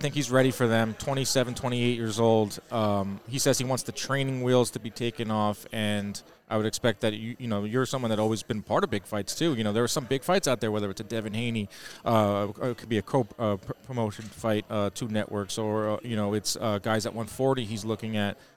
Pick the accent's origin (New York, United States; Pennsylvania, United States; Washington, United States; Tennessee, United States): New York, United States; as a New Yorker